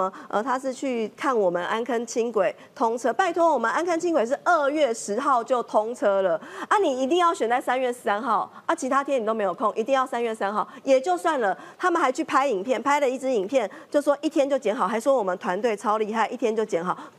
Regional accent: Taiwan; 我们是真真诚诚的面对我们台湾的人民，我们台湾人民赋予我们的使命

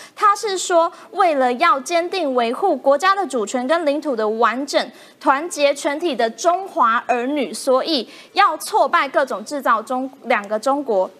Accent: Taiwan; 在台湾土生土长， 然后在这块土地接受民主的滋养

